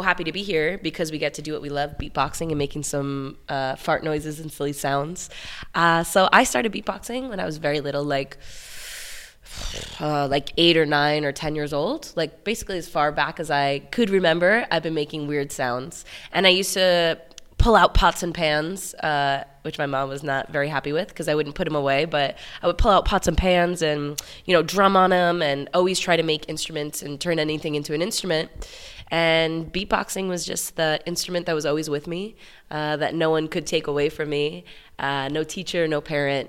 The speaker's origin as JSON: {"language": "English", "area": "Long Island", "region": "New York", "country": "United States", "tie": "born or raised there", "said": "I grew up in Long Island"}